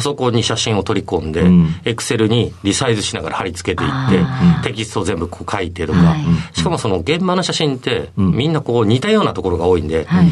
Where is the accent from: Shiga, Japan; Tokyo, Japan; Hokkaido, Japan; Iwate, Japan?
Hokkaido, Japan; Monbetsu; 北海道のですね、オホーツク海側の、えー、紋別市というところになります